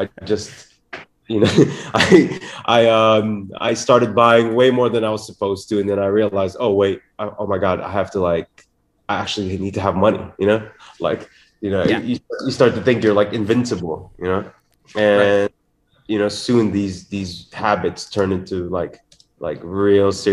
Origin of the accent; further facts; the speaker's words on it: Philippines; growing up in the Philippines with my father